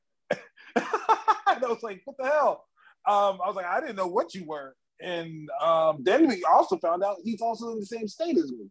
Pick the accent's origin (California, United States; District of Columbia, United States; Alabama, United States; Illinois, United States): California, United States; me and Eli, we're from California